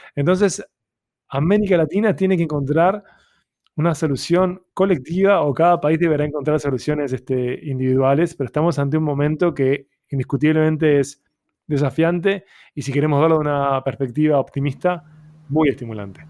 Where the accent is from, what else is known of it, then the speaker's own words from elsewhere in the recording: Uruguay; mi identidad como latinoamericano, como uruguayo